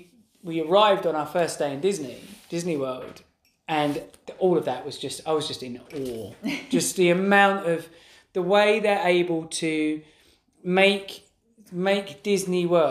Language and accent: English; England, United Kingdom; we're obviously from England